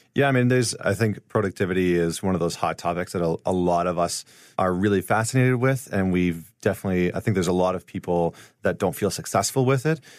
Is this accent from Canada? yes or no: yes; St. Albert, Alberta, Canada; I'm from Saint Albert, which is right outside of Edmonton